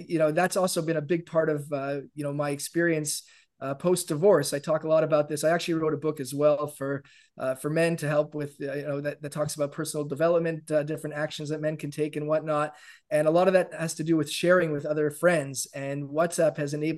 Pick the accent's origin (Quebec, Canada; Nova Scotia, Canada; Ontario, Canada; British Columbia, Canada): Ontario, Canada; Toronto; moved away as an adult; now in Jerusalem, Israel; I'm originally from Canada, Toronto to be specific, and currently residing in Jerusalem. I moved here about 15 years ago